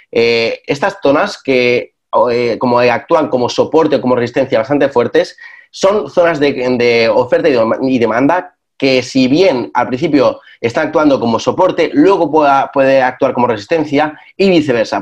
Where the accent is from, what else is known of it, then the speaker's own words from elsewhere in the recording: Spain; en España, que es de donde yo soy yo